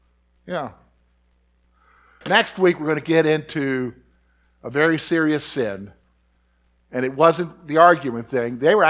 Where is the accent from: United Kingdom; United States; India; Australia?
United States; the Carolinas; in my growing up in the Carolinas, where my daddy would say, go get a switch.